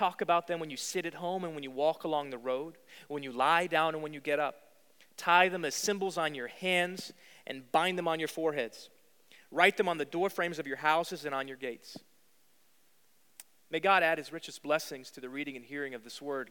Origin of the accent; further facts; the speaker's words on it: Virginia, United States; moved away as an adult; also born or lived in New York City; I grew up in Virginia, and I didn't know really any Jewish folks when I was in school.